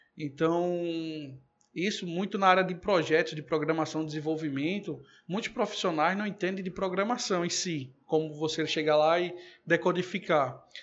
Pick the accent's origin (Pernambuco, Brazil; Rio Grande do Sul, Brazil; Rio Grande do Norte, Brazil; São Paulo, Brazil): Pernambuco, Brazil; Recife; Eu venho de uma família aqui humilde do, do Recife e fui criado mais parte, boa parte da minha infância, e adolescência